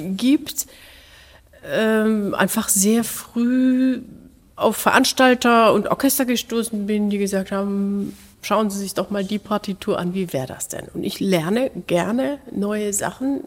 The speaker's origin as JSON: {"language": "German", "area": "Lahr", "region": "Baden-Württemberg", "country": "Germany", "tie": "born or raised there", "moved": "yes", "said": "dieser Musikschule in La, wo ich aufgewachsen bin"}